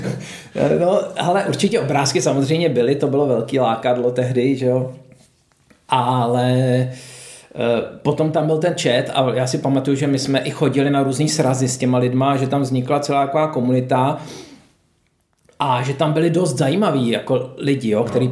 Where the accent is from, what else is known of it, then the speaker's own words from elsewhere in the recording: Prague, Czechia; jsem jezdil z Vršovic do Hostivaře k eh, dědovi a babičce